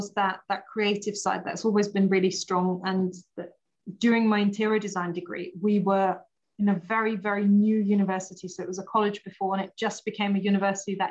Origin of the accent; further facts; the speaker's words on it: Austria; English is a second language; moved away as an adult; also born or lived in Portsmouth; now in United Kingdom; born and raised in Austria, went to design university over there